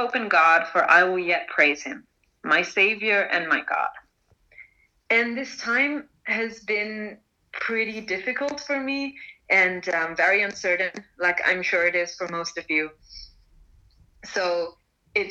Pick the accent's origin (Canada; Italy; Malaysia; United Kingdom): Malaysia; moved away as an adult; also born or lived in India; now in Lausanne, Switzerland; I'm Indian, but I've grown up for most of my life in Malaysia